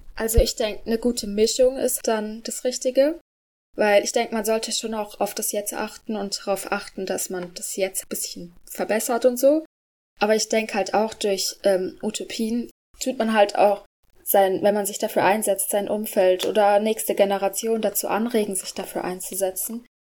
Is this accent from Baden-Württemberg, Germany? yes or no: yes; Karlsruhe, Baden-Württemberg, Germany; ich bin 13 Jahre alt und in der 8. Klasse und ich komme aus Karlsruhe